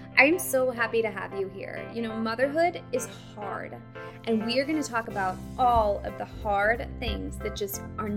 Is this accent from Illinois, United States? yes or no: no; Boston, Massachusetts, United States; moved away; I'm from Boston originally